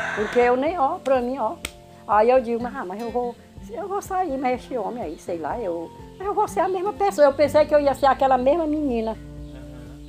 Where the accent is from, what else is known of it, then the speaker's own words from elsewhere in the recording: Brazil; outro lugarzinho pegado onde eu fui criada, no Achado